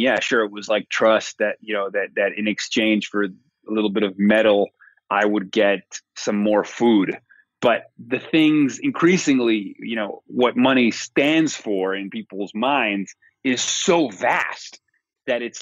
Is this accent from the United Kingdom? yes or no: no; Venezuela; I grew up in Venezuela, so I've actually seen it happen in my country